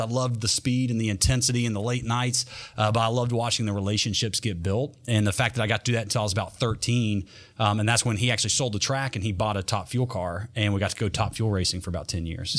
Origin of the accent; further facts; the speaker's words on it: North Carolina, United States; also born or lived in Berea, Kentucky / Clay City, Kentucky; I'm from North Carolina